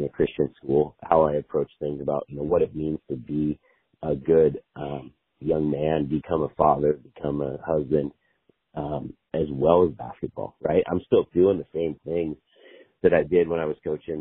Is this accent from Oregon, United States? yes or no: yes; Sweet Home, Oregon, United States; So I grew up in Sweet Home. I grew up, you know, on a farm